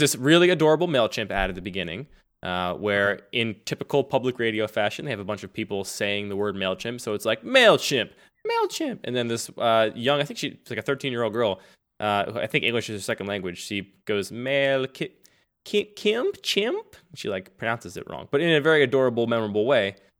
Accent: Philadelphia, Pennsylvania, United States; accent: Philadelphia; I grew up in Philadelphia, and people tell me it's a Philadelphia accent that I cannot hear

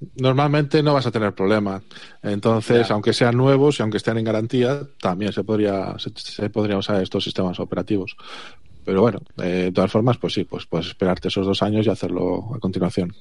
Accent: Galicia, Spain; el resto somos de Galicia

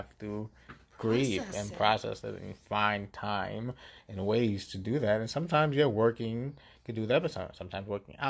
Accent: New York City, New York, United States; moved away; I'm from the Bronx

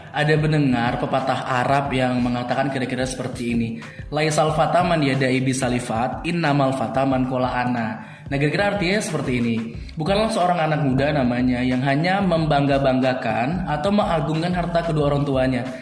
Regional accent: Padang, West Sumatra, Indonesia; karena saya juga dari Sumatera Barat dari Padang jadi memang mungkin udah uratnya mereka berdagang

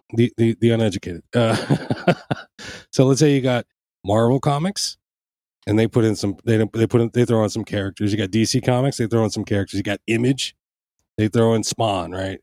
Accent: Panama; now in United States; in Panama, I grew up watching them

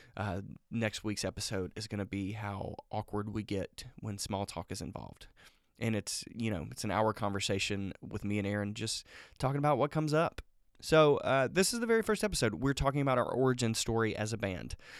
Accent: Laurel, Mississippi, United States; now in Athens, Georgia, United States; I grew up in a small town called Laurel, Mississippi.

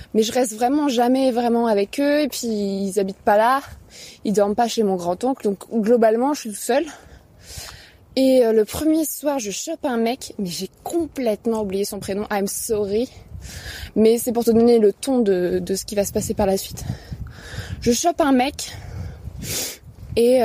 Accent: Paris, Île-de-France, France; je suis une bonne parisienne bourgeoise

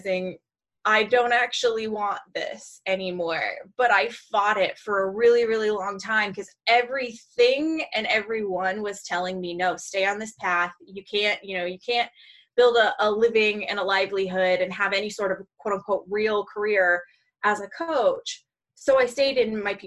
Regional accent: Seattle, Washington, United States; I'm born and raised in the Seattle area

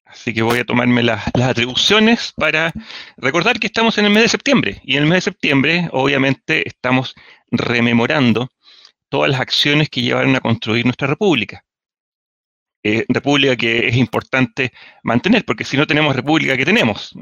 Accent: Chile; qué ricos somos chilenos

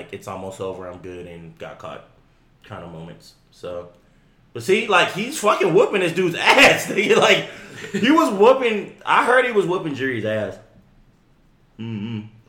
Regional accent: Texas, United States; we're from Texas.

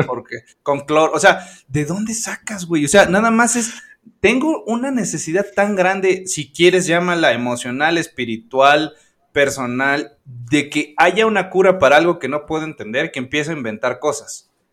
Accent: Orizaba, Veracruz, Mexico; yo vivo en Orizaba, bueno, soy de Orizaba

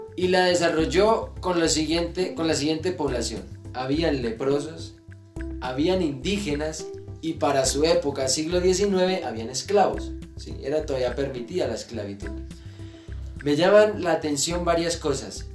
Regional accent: Oporapa, Huila, Colombia; el municipio de Oporapa. Feliz, contentísimo de donde soy

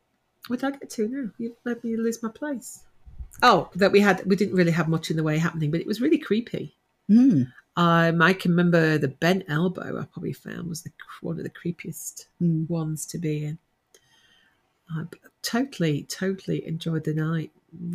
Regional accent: Nottingham, East Midlands, United Kingdom; now in Australia; I'm originally from Nottingham.

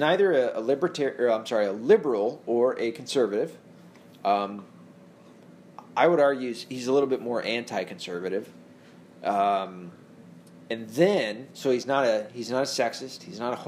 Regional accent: Tennessee, United States; now in Michigan, United States; I'm from Tennessee

